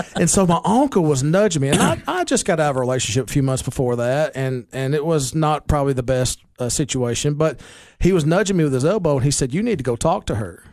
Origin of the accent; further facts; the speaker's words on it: Baxter, Tennessee, United States; also born or lived in Nashville, Tennessee; born and raised in Putnam County. Was born at Cookville Hospital